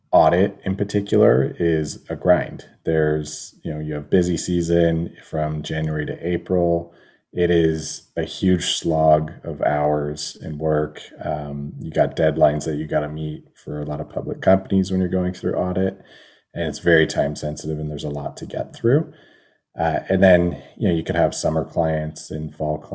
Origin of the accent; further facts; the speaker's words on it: Welland, Ontario, Canada; I grew up in Welland